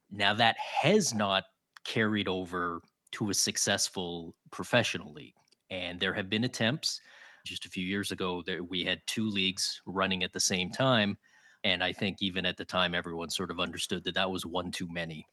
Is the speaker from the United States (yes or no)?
no; Toronto, Ontario, Canada; now in Ottawa, Canada; I grew up in Toronto